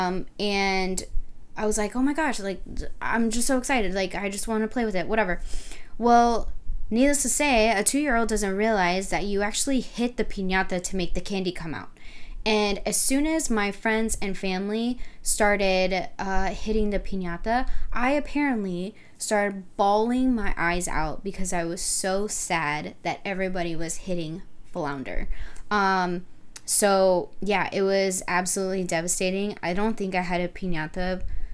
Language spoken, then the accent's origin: English; Rio Grande Valley, Texas, United States; I was born in the Rio Grande Valley. We lived in a super small town